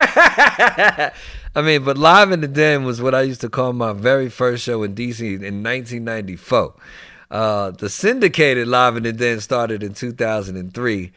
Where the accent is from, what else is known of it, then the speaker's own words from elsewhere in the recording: New York City, New York, United States; moved away; also born or lived in Washington, D.C. / Maryland / Virginia; I actually grew up in New York first. I'm from the Bronx, New York